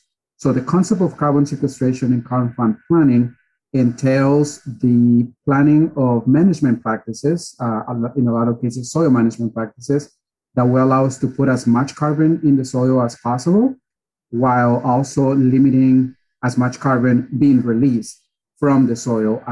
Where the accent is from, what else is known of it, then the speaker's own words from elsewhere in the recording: Mexico; moved away as an adult; also born or lived in Riverside, California / Coachella Valley, California; now in Napa County, United States; I was actually born and raised in Mexico. So I'm relatively new to the country as well.